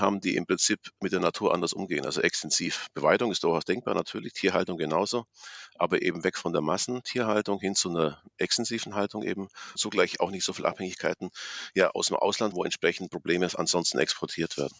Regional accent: Allgäu, Bavaria, Germany; aus meiner Heimat kenne, aus dem Allgäu

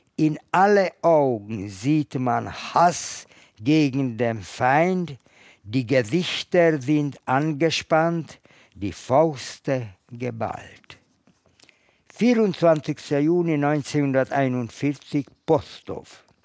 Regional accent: Budapest, Hungary; moved away; Ich komme aus Ungarn, aus Budapest.

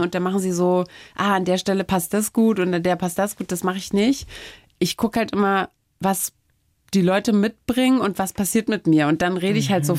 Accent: Germany; first language German; habe ich in der DDR jetzt mit dem Englischen nicht so, mhm. äh, so viel Verbindung gehabt

